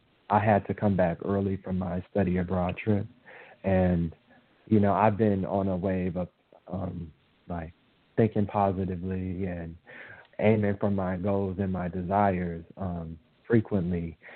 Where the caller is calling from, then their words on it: New Orleans, Louisiana, United States; I'm calling from New Orleans.